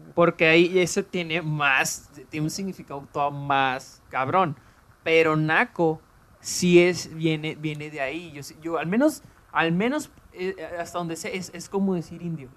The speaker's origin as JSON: {"language": "Spanish", "country": "Mexico", "said": "nosotros que somos de México"}